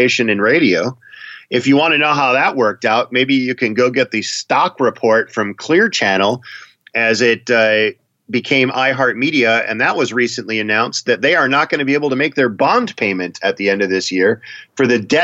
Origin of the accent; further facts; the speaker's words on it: Wisconsin, United States; now in Minnesota, United States; I'm from Wisconsin. I live in Minnesota now.